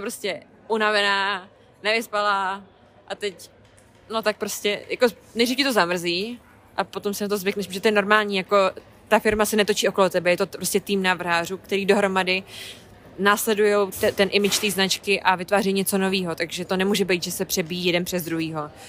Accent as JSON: {"language": "Czech", "town": "Hradec Králové", "region": "Hradec Králové Region", "country": "Czechia", "tie": "born or raised there", "moved": "as an adult", "lives_now": "London, United Kingdom", "said": "V Mým rodném Hradci"}